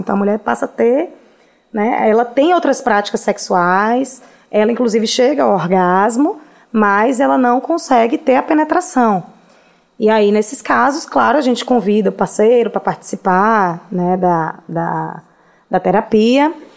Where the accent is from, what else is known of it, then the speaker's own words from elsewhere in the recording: Vitória da Conquista, Bahia, Brazil; moved away as an adult; now in Salvador, Brazil; Nasci em Conquista. Oh. Formei em Conquista. Eu só tenho quatro anos que moro aqui em Salvador